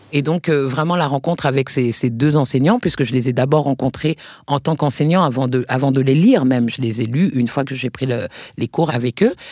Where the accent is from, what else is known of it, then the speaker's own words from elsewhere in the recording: Paris, Île-de-France, France; moved away as an adult; also born or lived in New York, United States; j'avais grandi en France, je suis née à Paris